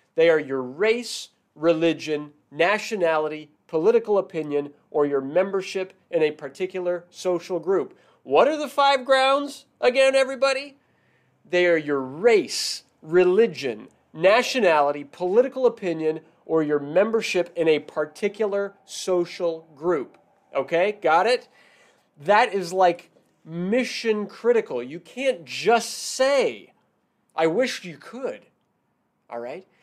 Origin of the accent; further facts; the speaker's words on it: Washington, United States; now in San Francisco Bay Area, United States; I'm originally from Washington State